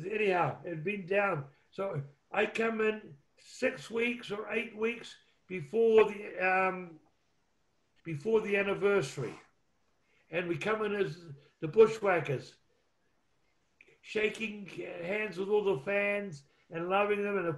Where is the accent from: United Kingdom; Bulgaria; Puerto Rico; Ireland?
Puerto Rico; Ponce; I know I'm from Ponce